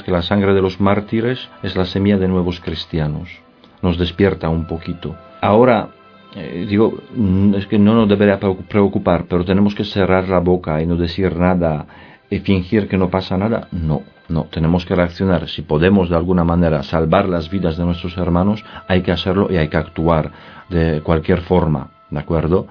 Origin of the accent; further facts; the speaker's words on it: Poland; now in Spain; Yo soy polaco y vivo ya desde hace muchos años aquí en, en España